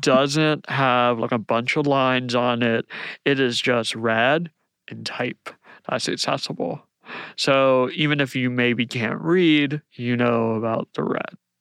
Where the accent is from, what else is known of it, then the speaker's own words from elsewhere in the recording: Outer Banks, North Carolina, United States; moved away as an adult; now in Atlanta, United States; I grew up in the Outer Banks of North Carolina